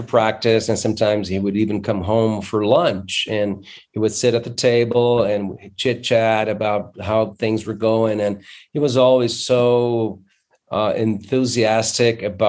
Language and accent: English; Londrina, Paraná, Brazil; I am actually from Londrina. I was born in Londrina, upstate.